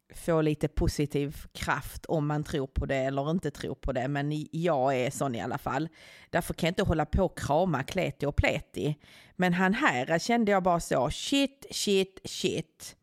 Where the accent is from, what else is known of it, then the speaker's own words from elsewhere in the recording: Skåne, Sweden; jag är från Skåne